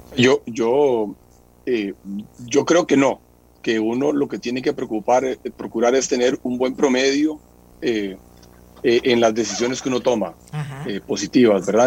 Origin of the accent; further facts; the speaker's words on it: Costa Rica; como Tico